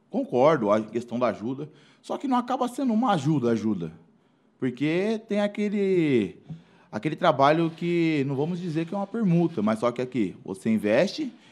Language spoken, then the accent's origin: Portuguese; Mairinque, São Paulo, Brazil; Pô, também sou de Mairink. Cidade tão pequena.